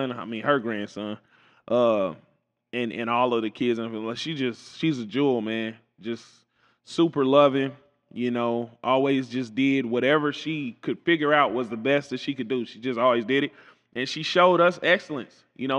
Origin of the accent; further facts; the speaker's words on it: Kansas City, Kansas, United States; I'm a KCK kid, born and raised.